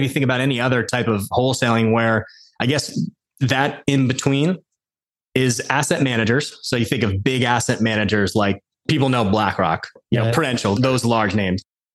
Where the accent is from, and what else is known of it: Westfield, New Jersey, United States; born or raised there